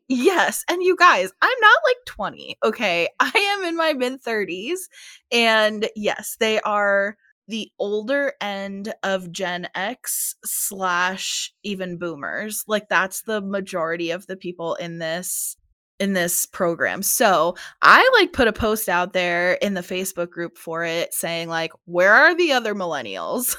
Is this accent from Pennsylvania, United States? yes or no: yes; Pennsylvania, United States; now in Phoenix, United States; My dad still lives in Pennsylvania, that's where I grew up